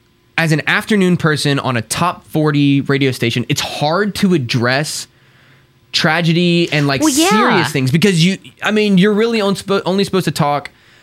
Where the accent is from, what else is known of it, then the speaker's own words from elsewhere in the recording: Houston, Texas, United States; moved away as an adult; And it's in Houston. It's my hometown.